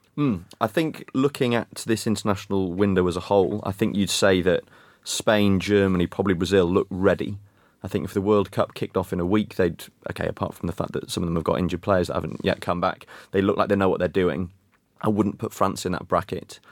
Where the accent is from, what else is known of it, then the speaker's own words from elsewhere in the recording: Wales, United Kingdom; as a Welshman